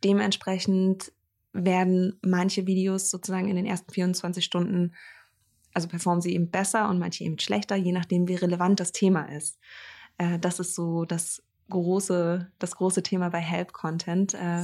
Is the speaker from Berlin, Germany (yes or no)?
no; Greifswald, Mecklenburg-Vorpommern, Germany; in meiner Heimatstadt ähm, äh, in Greifswald